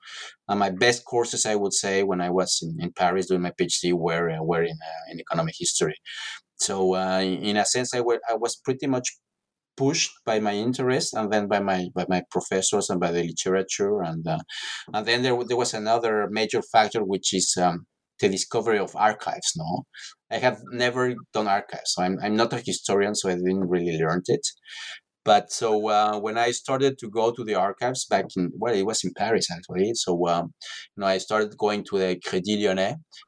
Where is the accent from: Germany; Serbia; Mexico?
Mexico; Mexico City; English is a second language; No, I'm from Mexico City originally, and I'm